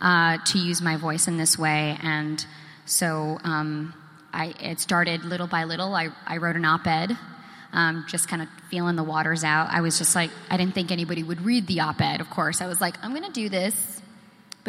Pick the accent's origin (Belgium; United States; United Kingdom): United States; Boston, Massachusetts; also born or lived in New Jersey; I was born in New Jersey, but I was raised in Boston